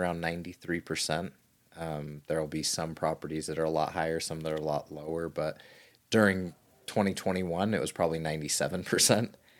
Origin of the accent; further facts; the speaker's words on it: Southern Utah, United States; little kid growing up in Southern Utah